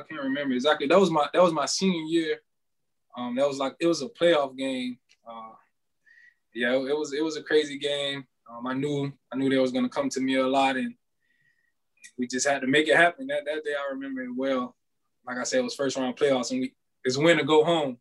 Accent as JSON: {"language": "English", "town": "Deerfield Beach", "region": "Florida", "country": "United States", "tie": "born or raised there", "said": "originally, you know, I'm from Deerfield Beach. So I always thought I was going to go to Deerfield Beach High School"}